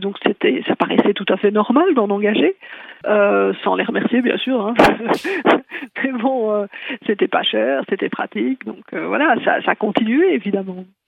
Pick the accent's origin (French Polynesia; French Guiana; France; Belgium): Belgium